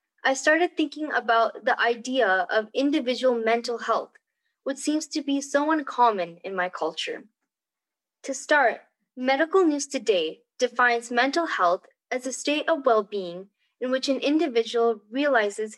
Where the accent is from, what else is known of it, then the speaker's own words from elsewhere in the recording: Albuquerque, New Mexico, United States; I was born and brought up in Albuquerque, Mexico, to an Indian family